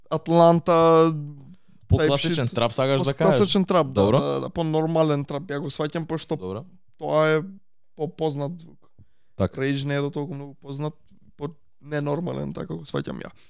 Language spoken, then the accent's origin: Macedonian; Veles, North Macedonia; јас сум од Велес